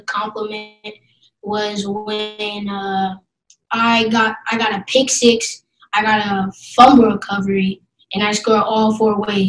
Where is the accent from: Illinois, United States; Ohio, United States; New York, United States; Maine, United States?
Ohio, United States; Columbus; I'm 9 years old, and I'm from Columbus, Ohio.